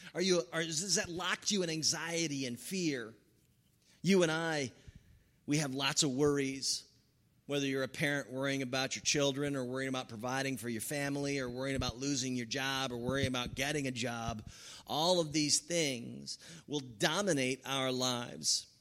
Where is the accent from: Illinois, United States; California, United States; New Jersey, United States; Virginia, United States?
California, United States; as a Californian